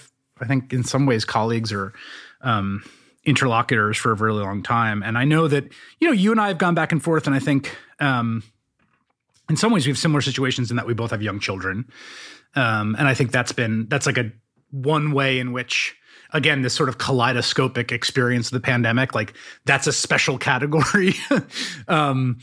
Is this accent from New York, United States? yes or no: yes; New York City, New York, United States; I grew up in New York City